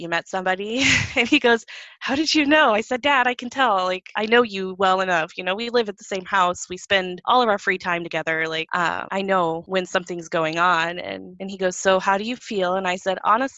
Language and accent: English; Illinois, United States; moved away as an adult; also born or lived in California; my husband and I moved from California to Illinois, which is where I'm from